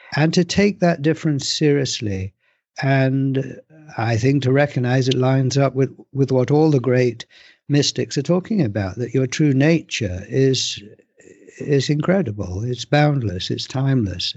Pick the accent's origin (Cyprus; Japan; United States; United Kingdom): United Kingdom; England; I was born in England, I live in England